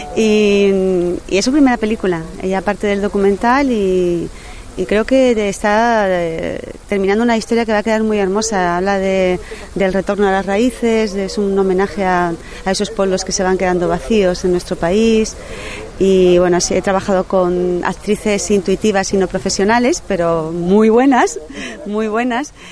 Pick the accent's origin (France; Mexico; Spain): Spain; Seville, Andalusia; yo soy sevillana